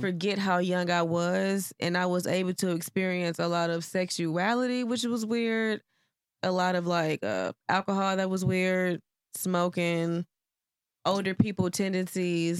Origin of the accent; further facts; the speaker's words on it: Houston, Texas, United States; also born or lived in Cleveland, Ohio; I left when I was ten and moved to Houston. So, from, like, fifth grade up to my adult years, it was Houston. So, I guess you would say I was raised here.